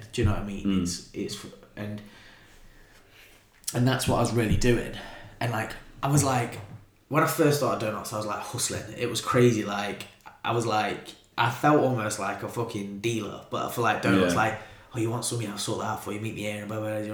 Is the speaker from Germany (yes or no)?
no; Nottingham, East Midlands, United Kingdom; I'm a kid from Clifton